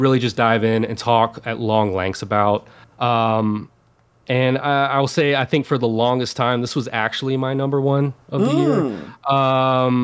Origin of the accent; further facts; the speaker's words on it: the Bible Belt, United States; I grew up in the Bible Belt, raised by my grandparents, and my grandfather was a pastor